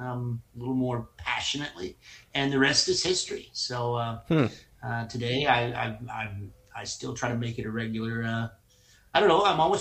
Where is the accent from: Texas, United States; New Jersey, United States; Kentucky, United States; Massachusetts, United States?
Kentucky, United States; Somerset; I was born and raised in Somerset, Kentucky by a couple of school teachers